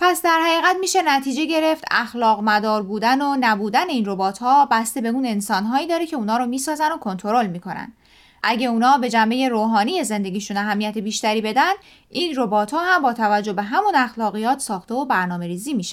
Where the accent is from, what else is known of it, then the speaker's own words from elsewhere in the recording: Iran; moved away; هنوز خودم رو بیشتر از هر جایی متعلق به ایران میدونم شاید چون بیشتر عمرم رو اونجا گذروندم